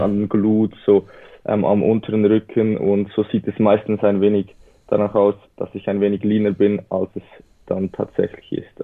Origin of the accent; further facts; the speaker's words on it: Switzerland; Wie man vielleicht unschlecht ähm, hört, bin ich aus der Schweiz